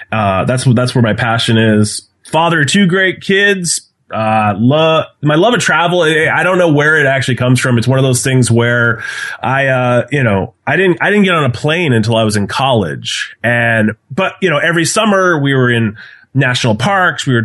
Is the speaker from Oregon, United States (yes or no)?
no; Massachusetts, United States; I do live in Massachusetts, but my, my blood runs. I was born and raised in New Hampshire, and it still pains me to have a uh, a Massachusetts license plate, even though I've lived here for many, many, many